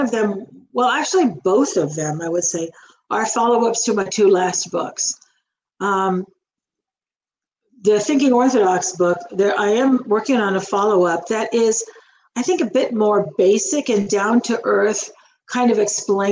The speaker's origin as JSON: {"language": "English", "town": "Los Angeles", "region": "California", "country": "United States", "tie": "born or raised there", "also_born_or_lived": "North San Diego County, California", "said": "we lived in the San Fernando Valley, which is in the Los Angeles area. The church was, you know, a few miles away. And we went to church every Sunday. That's until I was about 11. And then we moved to North San Diego County"}